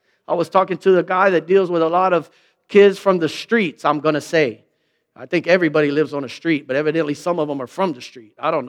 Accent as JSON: {"language": "English", "town": "Lockhart", "region": "Texas", "country": "United States", "tie": "born or raised there", "said": "You don't know how I grew up in Lockhart, Matt."}